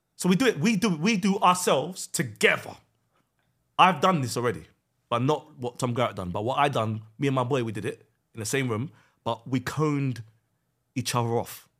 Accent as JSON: {"language": "English", "region": "West Midlands", "country": "United Kingdom", "tie": "born or raised there", "said": "I grew up in West Midlands."}